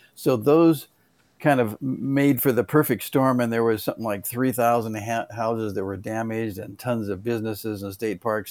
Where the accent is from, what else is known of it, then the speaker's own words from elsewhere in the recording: Los Angeles, California, United States; I grew up in the San Fernando Valley